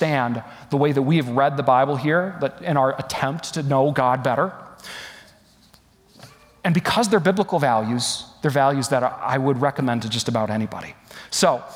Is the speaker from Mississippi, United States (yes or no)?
no; West Michigan, United States; moved away as an adult; also born or lived in Atlanta, Georgia; my hometown in West Michigan